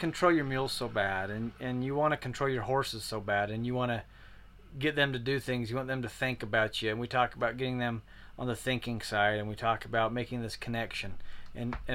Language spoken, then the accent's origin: English; Utah, United States; We're from Utah, so we do say crick